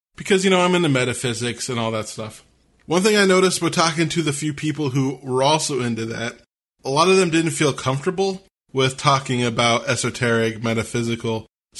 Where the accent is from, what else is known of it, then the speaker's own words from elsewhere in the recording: Washington, United States; my home state of Washington